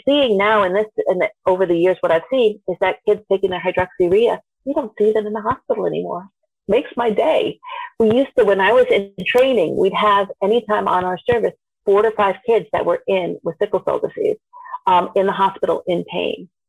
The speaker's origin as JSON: {"language": "English", "region": "Vermont", "country": "United States", "tie": "born or raised there"}